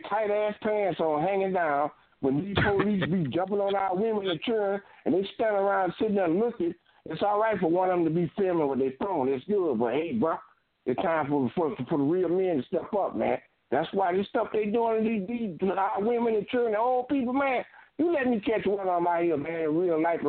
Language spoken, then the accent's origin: English; Fort Lauderdale, Florida, United States; I'm from Fort Lauderdale